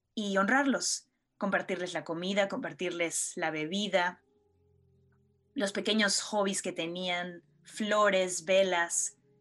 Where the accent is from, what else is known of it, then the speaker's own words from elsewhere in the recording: Mexico; como buenos mexicanos